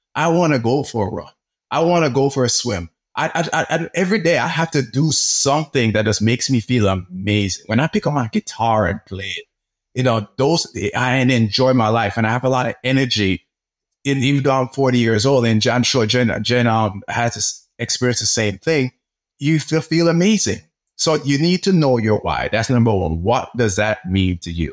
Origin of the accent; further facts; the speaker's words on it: Jamaica; now in United States; I grew up in Jamaica